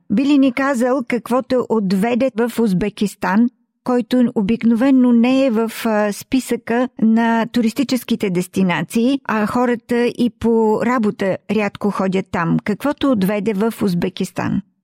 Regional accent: Bulgaria; moved away; в България, когато ние се върнем там, откъдето сме дошли

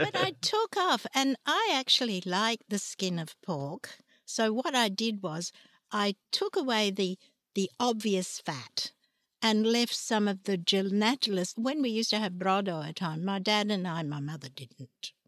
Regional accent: Trieste, Friuli-Venezia Giulia, Italy; moved away; also born or lived in Ragusa, Sicily; I was brought up in, in Trieste

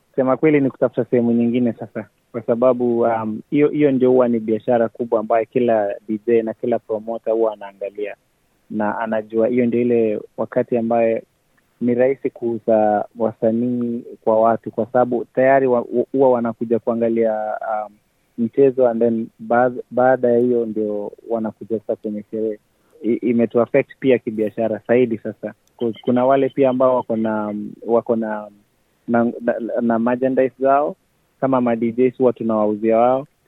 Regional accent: Kenya; now in Sydney, Australia; Kwangu mimi kama Mkenya

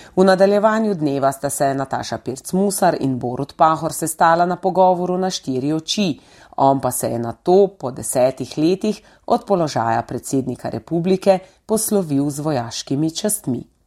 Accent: Slovenia

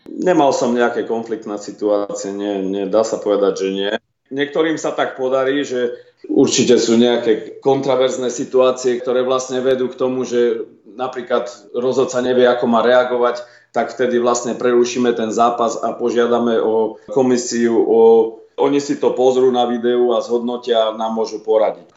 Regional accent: Slovakia; now in Australia; Vyrastal som v Československu

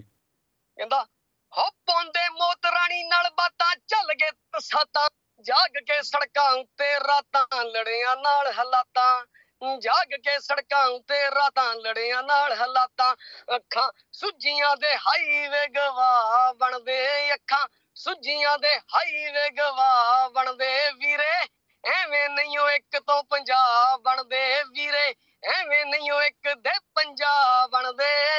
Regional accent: India; moved away as an adult; now in Adelaide, Australia; India ਹੀ ਜੰਮੇ play ਆਪਾਂ

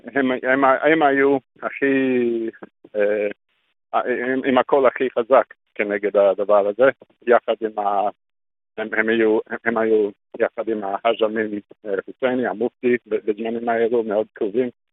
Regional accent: Australia; Hebrew is a second language; moved away as an adult; also born or lived in Sydney; now in Israel; נולדתי באוסטרליה

